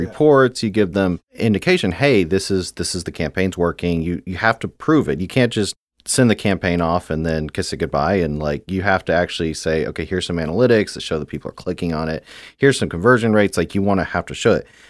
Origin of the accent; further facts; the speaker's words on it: Houston, Texas, United States; moved away as an adult; also born or lived in Beijing / Shanghai / Hong Kong / Japan; Growing up in Houston